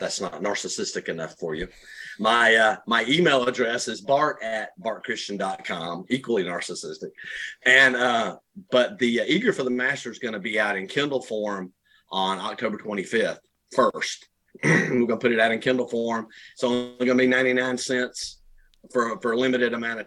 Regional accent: Rockdale County, Georgia, United States; moved away as an adult; also born or lived in Arizona / Conyers, Georgia; now in South Georgia, United States; we're both from Rockdale County.

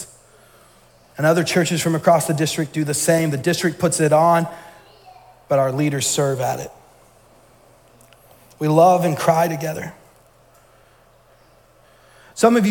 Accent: Georgia, United States; moved away as an adult; now in Maine, United States; I'm from Georgia. For those that don't know, all my family's still down there.

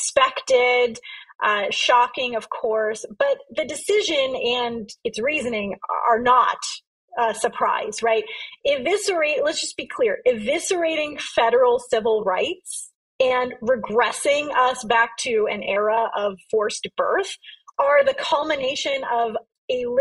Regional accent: California, United States; California, my home state

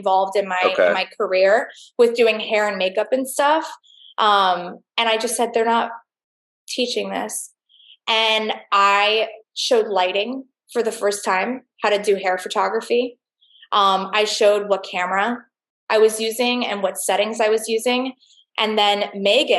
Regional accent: Fort Lauderdale, Florida, United States; I'm from Fort Lauderdale, Florida

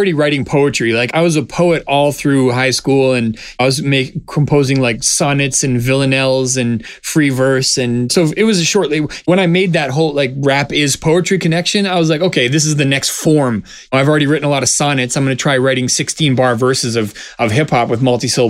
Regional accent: Vancouver, British Columbia, Canada; I grew up in a very supportive community. Like, I'm from Vancouver, Canada

